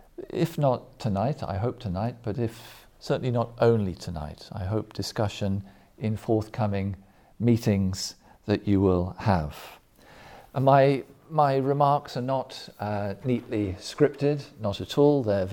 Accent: England, United Kingdom; also born or lived in Germany; I was born in Germany and lived in Germany for some years as a boy, but I'm not German, and most of my education, most of it took place in the United Kingdom, in England.

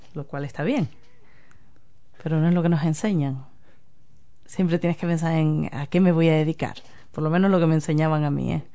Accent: Andalusia, Spain; also born or lived in London, United Kingdom; now in New Zealand; yo vengo de Andalucía, yo que hablo del flamenco que, enseño flamenco

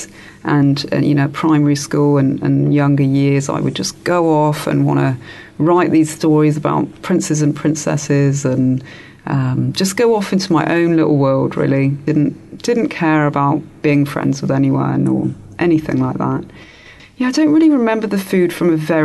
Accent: England, United Kingdom; as a child, I grew up in England

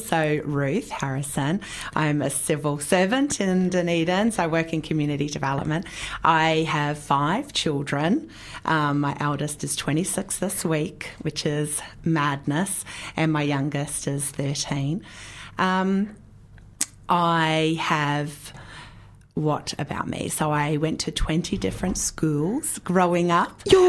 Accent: Australia; now in New Zealand; And so we live here in New Zealand. Actually, I'm Australian originally, but you couldn't tell, right? Because I've got such a good, strong Kiwi accent.

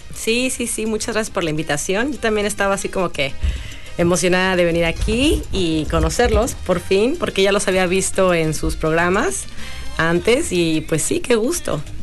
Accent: Mexico City, Mexico; Soy de la Ciudad de México.

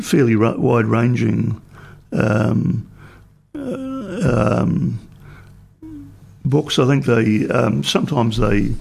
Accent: Dunedin, Otago, New Zealand; also born or lived in Greymouth / Mount Somers / Canterbury / Bluff, Southland; I was born in Greymouth on the west coast and grew up in my earlier life partly in Dunedin, but also at Mount Somers and in Canterbury and at Bluff in Southland, later studying at Otago Boys High School and University of Otago

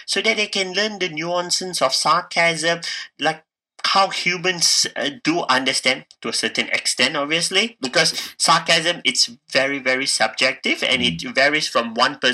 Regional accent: Malaysia; moved away as an adult; now in Dunedin, New Zealand; I'm from Malaysia

